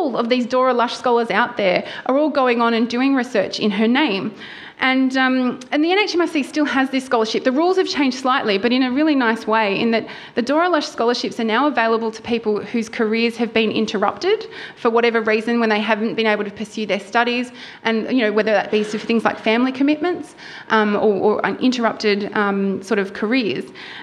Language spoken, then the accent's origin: English; Wollongong, New South Wales, Australia; moved away as an adult; now in Melbourne, Australia; I grew up on the south coast of New South Wales. I did my undergraduate degree at the University of Wollongong in my hometown